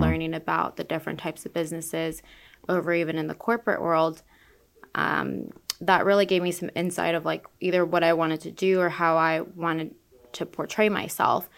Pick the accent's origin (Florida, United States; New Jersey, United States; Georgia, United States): Florida, United States; Orlando; now in Tampa Bay, United States; I'm from Orlando